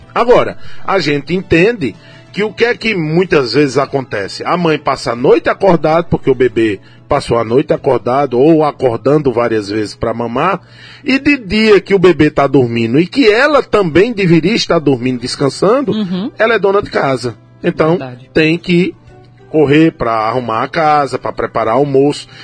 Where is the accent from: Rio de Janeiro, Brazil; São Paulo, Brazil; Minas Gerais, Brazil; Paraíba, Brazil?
Paraíba, Brazil; São Mamede; estava na minha terra aqui, em São Mamede